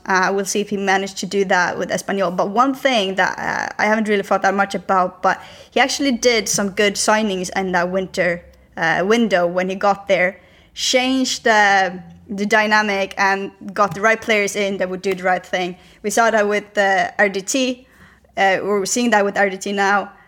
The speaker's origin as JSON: {"language": "English", "country": "Sweden", "moved": "yes", "lives_now": "Spain", "said": "I said I was from Sweden"}